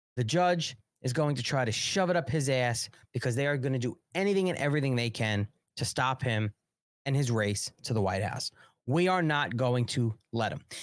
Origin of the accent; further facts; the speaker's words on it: United States; I'm an American nationalist.